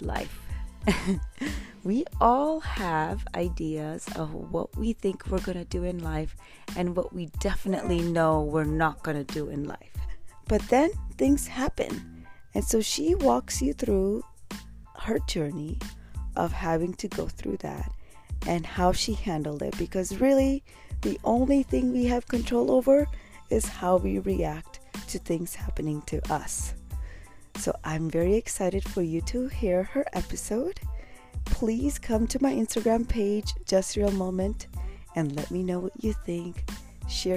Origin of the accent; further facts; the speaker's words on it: India; now in United States; I'm from India.